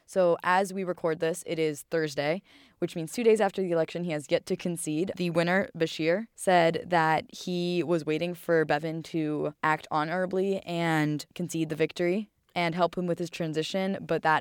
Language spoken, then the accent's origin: English; Ohio, United States; Finally, my home state of Ohio.